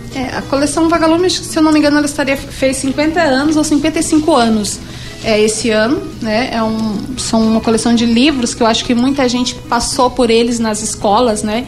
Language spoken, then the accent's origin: Portuguese; Bela Vista, Mato Grosso do Sul, Brazil; Eu fui criada em Bela Vista, a fogão de lenha, a chazinho, a remédio jujo, como a gente fala